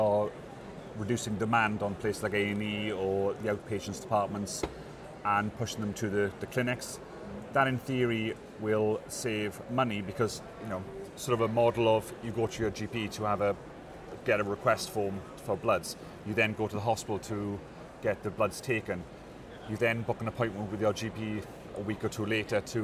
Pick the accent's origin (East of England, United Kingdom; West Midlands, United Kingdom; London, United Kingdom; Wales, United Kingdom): Wales, United Kingdom; I come from Wales, so we have the Welsh Assembly government